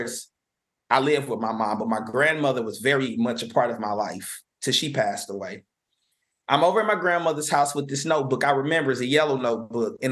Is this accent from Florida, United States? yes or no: no; University City, Missouri, United States; I grew up in University City, Missouri.